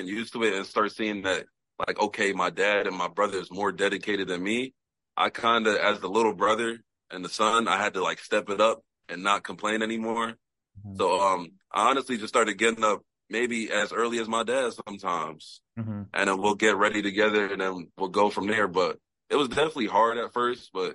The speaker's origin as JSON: {"language": "English", "area": "Tobyhanna", "region": "Pennsylvania", "country": "United States", "tie": "born or raised there", "also_born_or_lived": "Manhattan, New York", "said": "Grew up my whole life"}